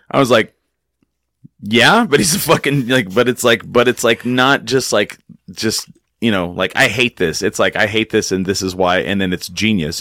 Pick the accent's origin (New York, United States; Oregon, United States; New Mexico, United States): New Mexico, United States; Clovis; I grew up in a town, I grew up in Clovis, New Mexico